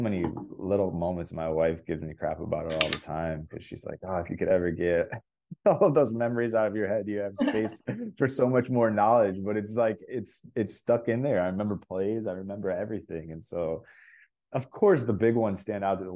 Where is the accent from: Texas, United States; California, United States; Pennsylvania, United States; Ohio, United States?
Ohio, United States; Cleveland; moved away as an adult; now in Toronto, Canada; I grew up in Cleveland, such a small town when I grew up there